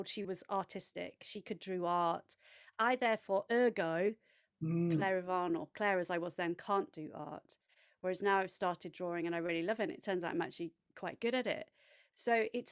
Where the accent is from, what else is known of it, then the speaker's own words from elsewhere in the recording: central England, United Kingdom; accent: English; I have an English accent, and I grew up in central England with my brother and sister